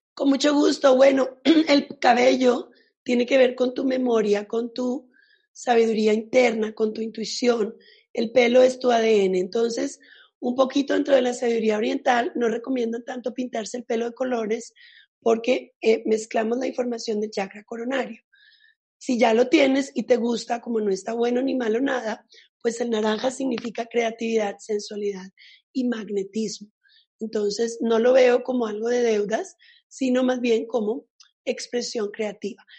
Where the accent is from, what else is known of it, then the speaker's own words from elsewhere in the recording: Italy; yo soy italiana